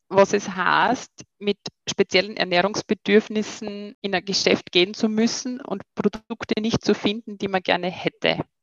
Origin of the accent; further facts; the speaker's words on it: near Graz, Styria, Austria; also born or lived in Vienna; ursprünglich bin ich ja Steirerin äh, in Keinbach bei Graz